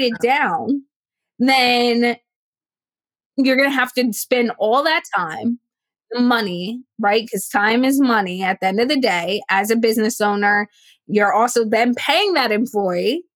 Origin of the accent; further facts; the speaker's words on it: New Jersey, United States; I grew up in Jersey, w- South Jersey, which is about an hour from the shoreline, Atlantic City